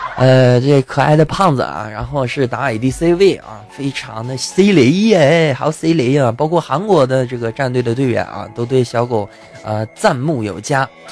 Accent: China; 我们中国人

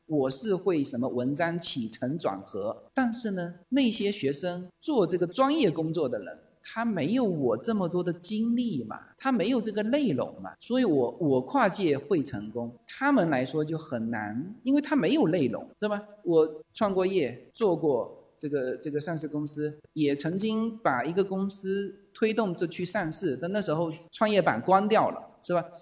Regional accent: Fuzhou, Fujian, China; now in Los Angeles, United States; 我们福州人很爱吃那个海蜇皮

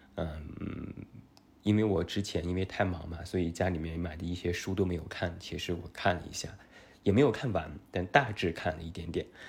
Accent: Taiyuan, Shanxi, China; accent: Taiyuan Mandarin; also born or lived in Beijing; 有一点太原普通话的口音

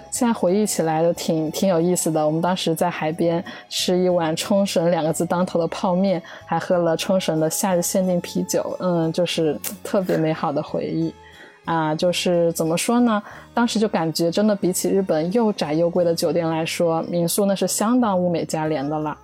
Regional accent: Jiangxi, China; now in Tokyo, Japan; 我来自江西，现在住在东京附近，然后是一位大阪的民宿房东

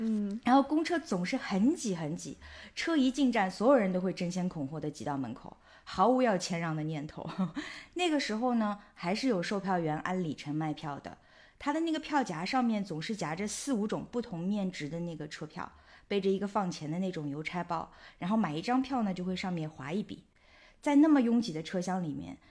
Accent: Shanghai, China; moved away as an adult; now in Amsterdam, Netherlands; 我其实是出生长大在已经消失了一段时间的这个卢湾区，是现在大家眼中网红梧桐区的一部分

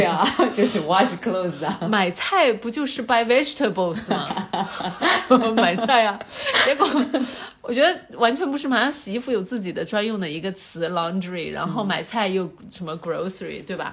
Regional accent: China; moved away; also born or lived in United States; 咱们中国人民

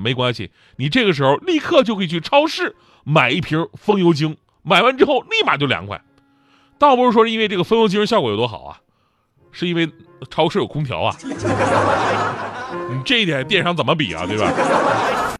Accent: Changchun, Jilin, China; 我老家吉林长春那边

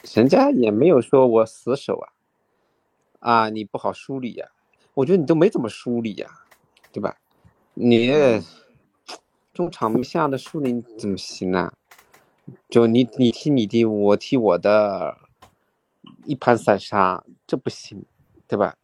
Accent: Shanghai, China; 身为一个上海人

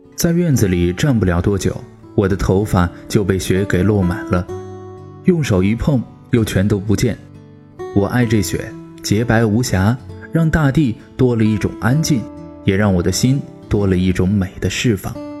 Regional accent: Shanxi, China; moved away; 我老家山西

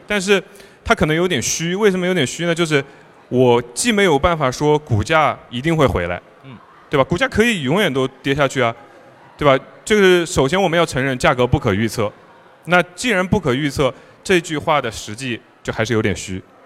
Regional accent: China; 我们作为中国人

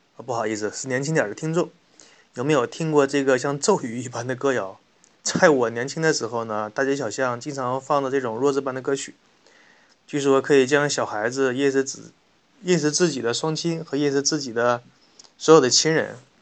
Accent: China; 我们中国人民

